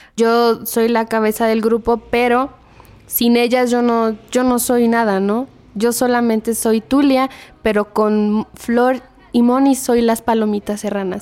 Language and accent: Spanish; State of Mexico, Mexico; also born or lived in Xichú, Guanajuato; Yo nací en Hichú, pero desde muy chica vine a vivir al Estado de México. Vivo acá desde que tengo tres años